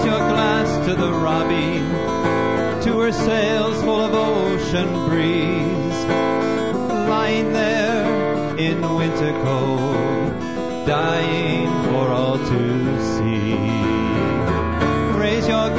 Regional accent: southwestern Ontario, Canada; my hometown, which is a dusty little town in the middle of nowhere in southwestern Ontario.

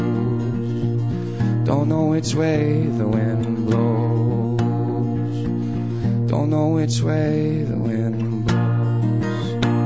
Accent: Sherwood Park, Alberta, Canada; I'm from Sherwood Park here in Alberta.

